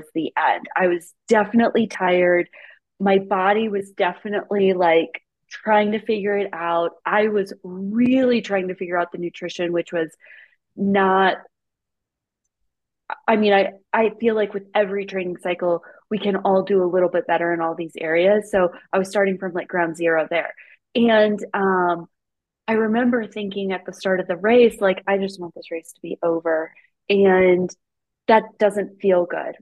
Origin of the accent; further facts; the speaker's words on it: Midwest, United States; now in Colorado, United States; I'm from the Midwest